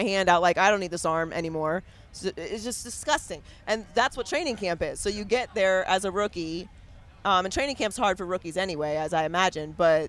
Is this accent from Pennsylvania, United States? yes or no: yes; Pittsburgh, Pennsylvania, United States; we're from Pittsburgh, Pennsylvania.